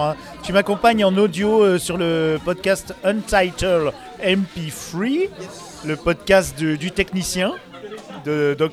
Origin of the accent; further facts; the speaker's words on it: Grand Est, France; que je viens d'Alsace